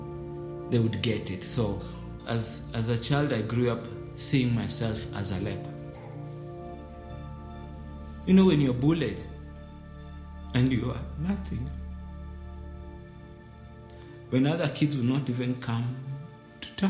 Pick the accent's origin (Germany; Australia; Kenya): Kenya; Nairobi; I grew up in one of the slums in the capital city, Nairobi.